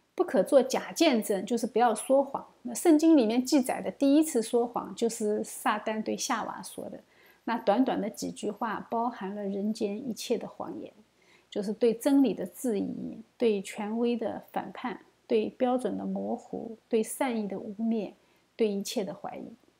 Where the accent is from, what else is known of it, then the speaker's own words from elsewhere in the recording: China; 作为一个中国人啊